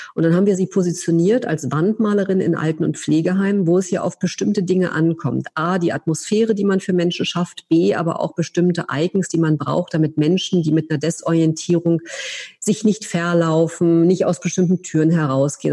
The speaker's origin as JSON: {"language": "German", "region": "Berlin", "country": "Germany", "also_born_or_lived": "France / United States", "moved": "as an adult", "said": "nicht als Deutsche oder als Berlinerin"}